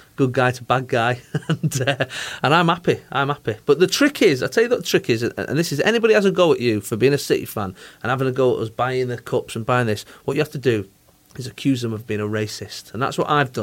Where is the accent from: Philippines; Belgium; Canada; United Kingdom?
United Kingdom; Manchester, North West England; I'm from Manchester